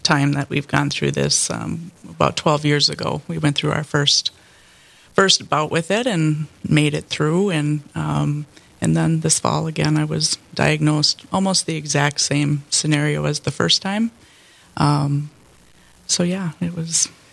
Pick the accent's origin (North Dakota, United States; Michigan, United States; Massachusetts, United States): North Dakota, United States; Bismarck; I grew up in Bismarck